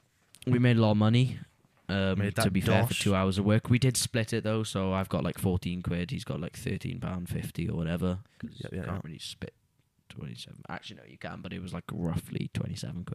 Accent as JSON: {"language": "English", "town": "Pontypridd", "region": "Wales", "country": "United Kingdom", "tie": "born or raised there"}